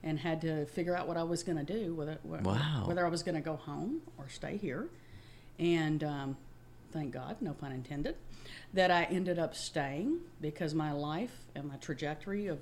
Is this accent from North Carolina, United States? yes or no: no; Mississippi, United States; accent: Mississippi country and Texas drawl; moved away as an adult; also born or lived in Memphis, Tennessee; now in Houston, United States; I was born in Memphis, raised across the state line in Mississippi. I've been in Houston, Texas for 35 years